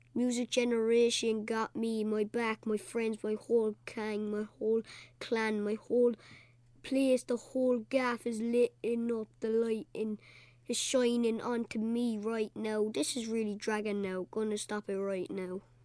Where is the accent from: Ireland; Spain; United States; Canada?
Ireland; Cork, Munster; I'm eleven and I'm from, uh, Cork City, Knockney Heaney